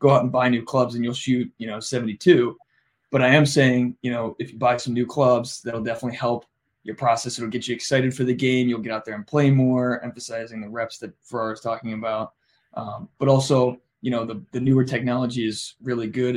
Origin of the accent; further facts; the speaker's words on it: Ohio, United States; we're all from Ohio